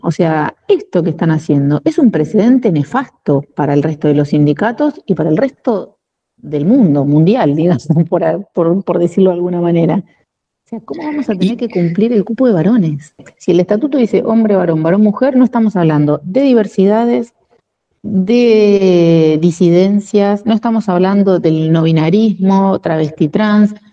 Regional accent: La Plata, Buenos Aires Province, Argentina; Yo nací en Capital Federal, soy porteña de nacimiento, en el barrio de Once. Mi mamá vivió un tiempo allá y nací allá y a los tres meses más o menos nos vinimos para La Plata

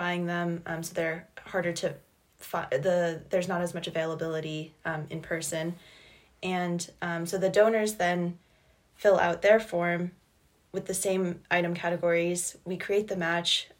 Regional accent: Hanover, New Hampshire, United States; I'm from Hanover, New Hampshire

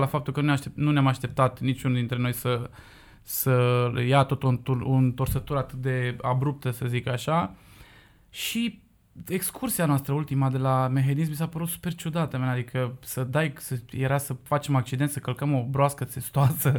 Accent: Cugir, Alba County, Romania; eu sunt din Cugir

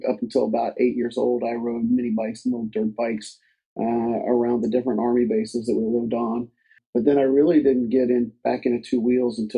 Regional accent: Southeastern United States, United States; now in Dayton, United States; I grew up an army brat so I lived in a lot of different places, mostly in southeastern United States.

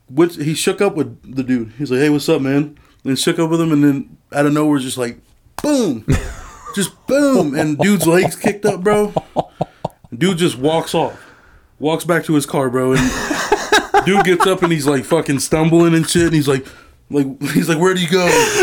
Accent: Des Moines, Iowa, United States; also born or lived in Lincoln, Nebraska; I'm from Southside Des Moines.

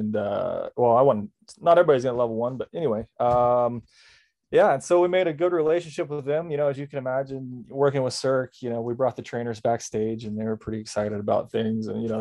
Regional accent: Southeast Kansas, United States; growing up in Southeast Kansas, there's not a lot of mountains around

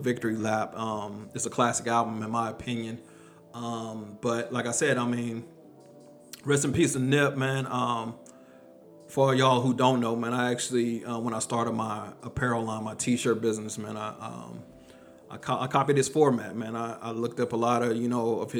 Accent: Texas, United States; I'm from Texas

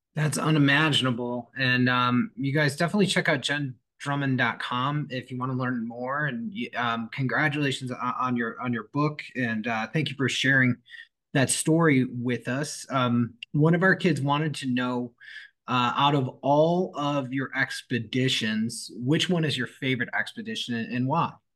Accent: Michigan, United States; I'm from Michigan

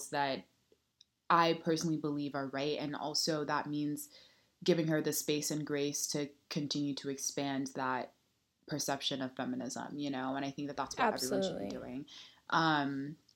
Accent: Nigeria; moved away; we're both Nigerian and we both weren't born in the United States

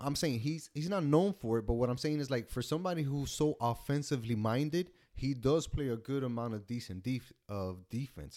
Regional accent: United States; as an American

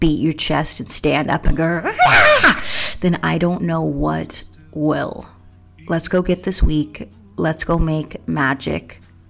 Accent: Spokane, Washington, United States; Growing up in Spokane with my family was great. That's where I first fell in love with the snow.

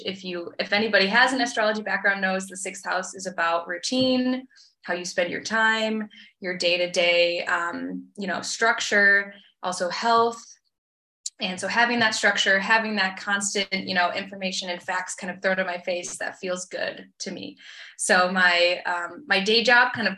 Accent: Petoskey, Michigan, United States; moved away as an adult; also born or lived in New Zealand; now in Austria; I'm originally from Petoskey, originally from a small town in Michigan.

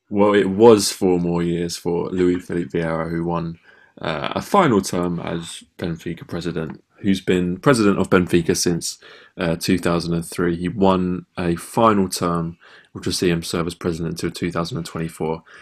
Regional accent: England, United Kingdom; because it's quite an alien concept really for us as English football fans

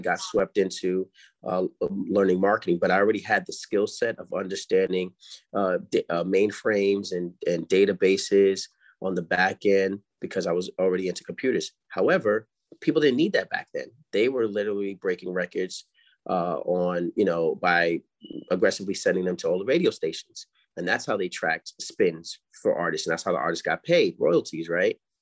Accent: New York City, New York, United States; I come from Harlem

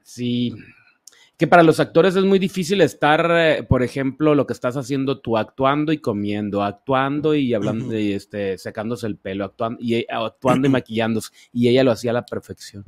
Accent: Ciudad Obregón, Sonora, Mexico; moved away; desde mi tierra, Ciudad Obregón, Sonora

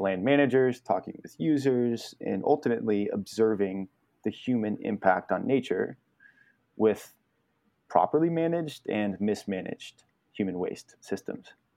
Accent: Truckee, California, United States; now in Richmond, Vermont, United States; I was born and raised in Truckee, California, just outside of Lake Tahoe.

